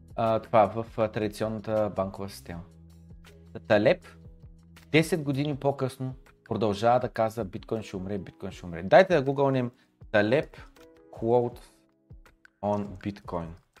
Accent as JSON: {"language": "Bulgarian", "country": "Bulgaria", "said": "докато се намирам в България и съм българин"}